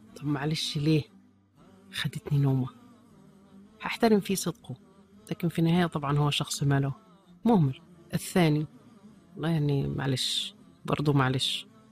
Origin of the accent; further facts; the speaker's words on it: Egypt; وننتظرها كمصريين